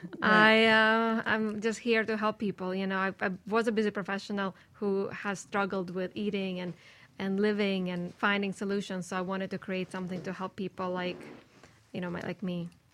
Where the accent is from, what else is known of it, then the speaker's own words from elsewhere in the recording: Saint Petersburg, Russia; moved away; I'm from St. Petersburg, Russia. We did not have anything raw in January